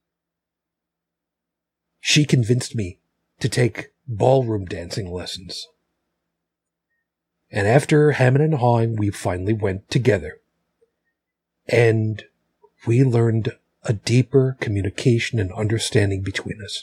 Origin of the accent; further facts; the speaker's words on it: Long Island, New York, United States; moved away as an adult; also born or lived in Buffalo; the house I grew up in on Long Island